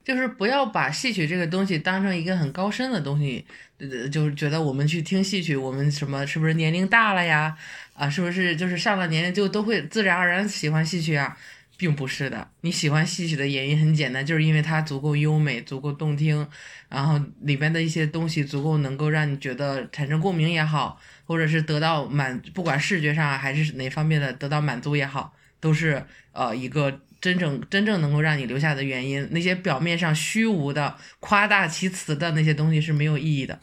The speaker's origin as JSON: {"language": "Chinese", "region": "Hebei", "country": "China", "tie": "born or raised there", "said": "土生土长的河北，北方人"}